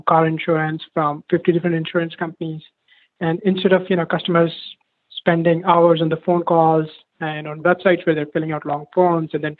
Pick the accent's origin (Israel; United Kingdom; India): India; moved away as an adult; now in United States; I moved to US from India for my undergrad. When I was growing up, it was almost like a rare treat to even get a ride in the car.